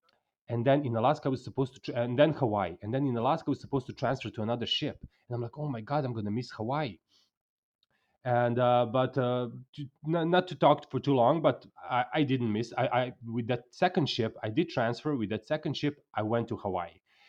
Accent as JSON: {"language": "English", "country": "Mexico", "said": "And then I'm from Mexico."}